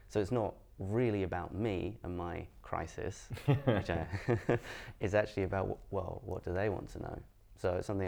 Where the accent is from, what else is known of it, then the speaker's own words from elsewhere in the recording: Edinburgh, Scotland, United Kingdom; I'm from Edinburgh, and then people go, yeah, where's your accent? Like, I got lost in the post. Like, as my family moved around a bunch, but Edinburgh's my home, and I grew up here.